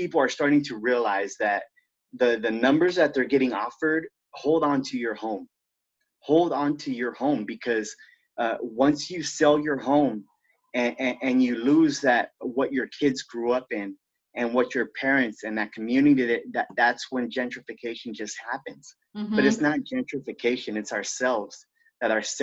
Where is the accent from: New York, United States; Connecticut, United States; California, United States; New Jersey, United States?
California, United States; Santa Monica; moved away as an adult; also born or lived in San Pedro, Los Angeles; I was originally born and raised in Santa Monica